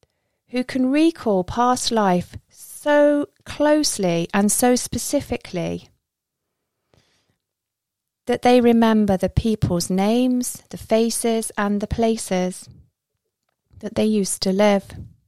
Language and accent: English; Isle of Skye, Scotland, United Kingdom; now in England; I'm not from here. I'm in the Midlands at the moment, but I'm from the Isle of Skye. I wasn't born there, hence I haven't got a Scottish accent. But that's where I've lived most of my life.